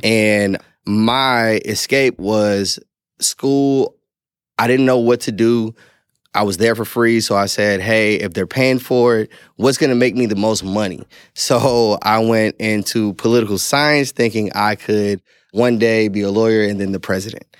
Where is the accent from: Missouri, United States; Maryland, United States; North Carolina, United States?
Missouri, United States; St. Louis; I grew up in Saint Louis, Missouri